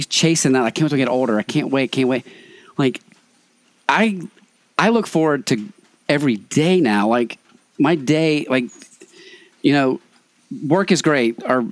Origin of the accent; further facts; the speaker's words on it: Tucker, Georgia, United States; I'm from Tucker, which is outside of Atlanta